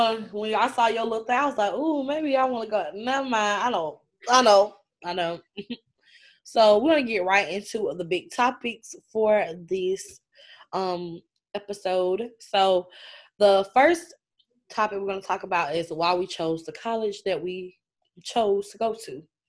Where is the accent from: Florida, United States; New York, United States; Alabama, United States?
Alabama, United States; small town in; Where I'm from a small town in Bama, in Alabama, a small town, super small. Like, population is under, like, 5,000. Super small.